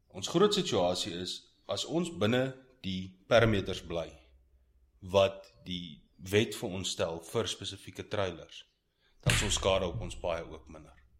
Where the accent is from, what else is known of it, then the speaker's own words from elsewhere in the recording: Pretoria, Gauteng, South Africa; also born or lived in Heidelberg; Heidelberg gebore, Pretoria groot geword.